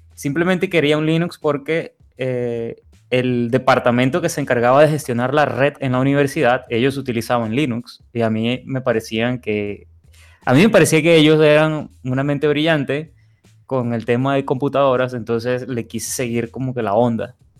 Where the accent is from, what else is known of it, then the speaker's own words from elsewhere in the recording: Venezuela; now in Monterrey, Mexico; Yo soy de Venezuela, pero tengo ya unos años viviendo acá en Monterrey